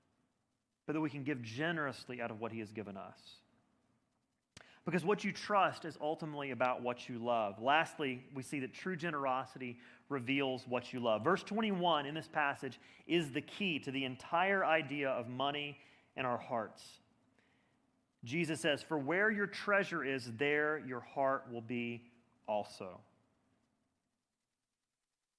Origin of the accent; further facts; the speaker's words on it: Birmingham, Alabama, United States; moved away as an adult; now in Boston, United States; I grew up in Birmingham, Alabama